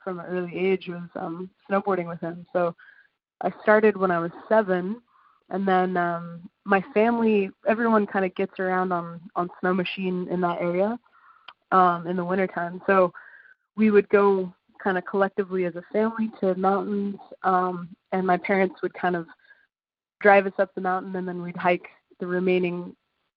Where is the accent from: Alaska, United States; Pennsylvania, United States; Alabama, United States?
Alaska, United States; now in San Francisco, United States; I grew up in a place in Alaska where people commercial fish for a living